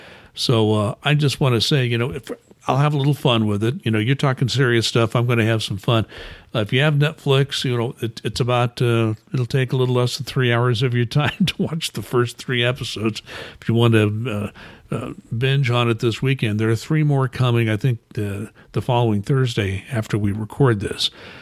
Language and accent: English; United States; as an American who's, you know, we swore off royalty in 1776, right?